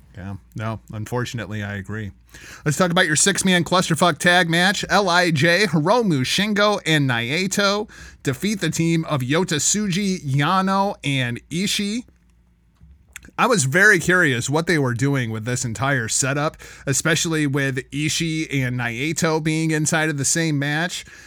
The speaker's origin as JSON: {"language": "English", "town": "Cedar Rapids", "region": "Iowa", "country": "United States", "tie": "born or raised there", "said": "my hometown of Cedar Rapids, Iowa"}